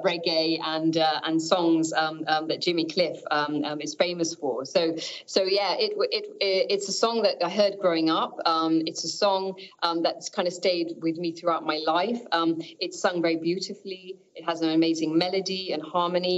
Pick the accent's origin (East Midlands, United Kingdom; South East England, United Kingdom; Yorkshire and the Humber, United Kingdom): East Midlands, United Kingdom; Northampton; they decided to move to Northampton, which is my hometown in the middle of the UK Midlands, as we call it. My sister and I were born there